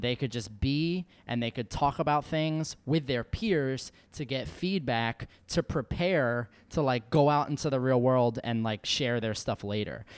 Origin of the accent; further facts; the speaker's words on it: New York, United States; a New Yorker